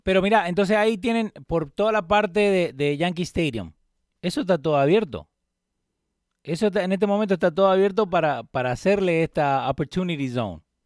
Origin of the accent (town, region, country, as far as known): Argentina